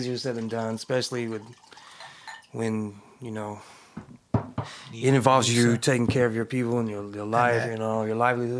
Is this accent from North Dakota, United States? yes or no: no; California, United States; I grew up in the East Bay.